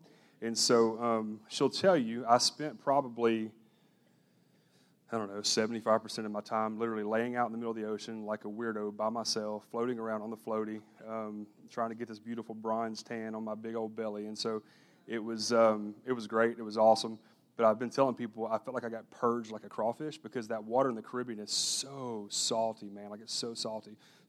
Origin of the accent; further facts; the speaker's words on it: Sour Lake, Texas, United States; The church that I grew up in Sour Lake, Texas, it's a little awesome, quaint, white steepled church called Grayburg Baptist Church.